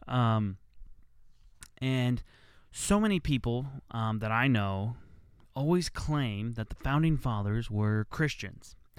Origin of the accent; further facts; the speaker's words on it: United States; I was born in America, so I'm an American